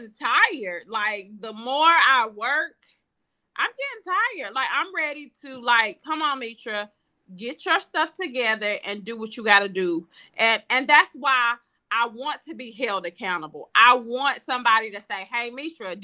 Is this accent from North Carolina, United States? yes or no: yes; Charlotte, North Carolina, United States; my hometown, Charlotte.